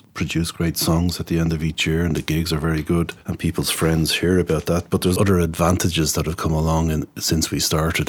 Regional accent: Tallaght, Leinster, Ireland; When I grew up around Tala

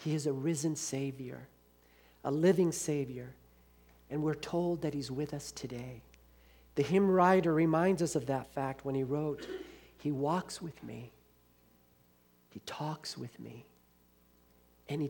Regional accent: Los Angeles, California, United States; I grew up in Los Angeles where we had awful gangs, the Bloods and the Crips.

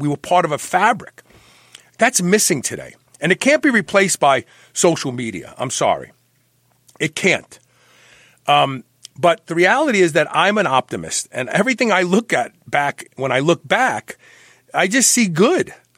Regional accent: New York City, New York, United States; I was born at the uh, what was it? The Peck Memorial Hospital, which is gone now. Yep. Yeah, Bed Stuy

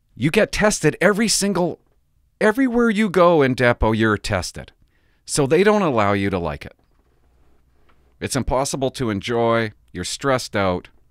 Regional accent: Port Alberni, British Columbia, Canada; I grew up in Port Alberni. I grew up here

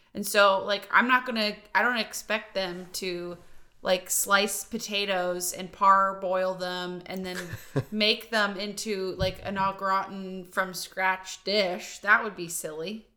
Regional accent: Volant, Pennsylvania, United States; moved away as an adult; also born or lived in Pittsburgh, Pennsylvania; now in Redding, United States; I'm from Volant, Pennsylvania

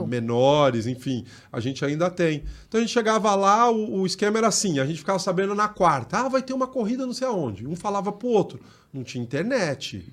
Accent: São Paulo, Brazil; Eu venho do Jardim Mira, é, extremo sul da capital

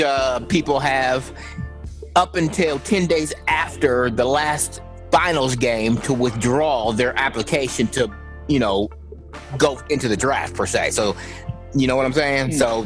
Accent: Chicago, Illinois, United States; I'm a Bulls fan. I'm from Chicago, so I'm gonna tell you right now, he sucks.

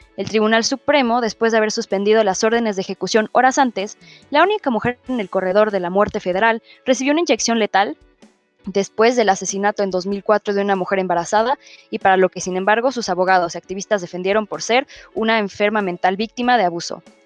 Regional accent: Mexico

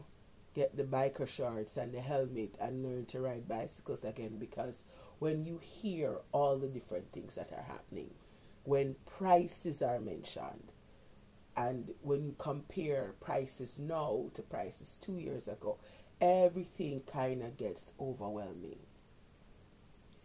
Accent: Jamaica; growing up in Jamaica

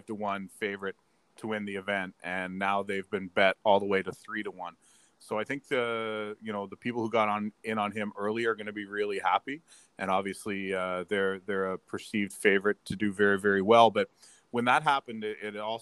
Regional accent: St. John's, Newfoundland and Labrador, Canada; I was born and raised in St. John's, Newfoundland.

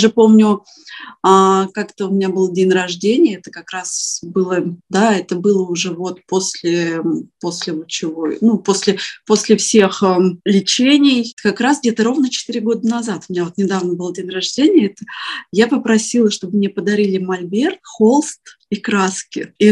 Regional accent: Prokopyevsk, Kemerovo Oblast, Russia; moved away as an adult; also born or lived in Novokuznetsk; now in Varna, Bulgaria; А, я приехала из Сибири, а, Родилась я вообще в очень маленьком таком шахтерском городке. Называется он Прокопьевск, это в Кемеровской области.

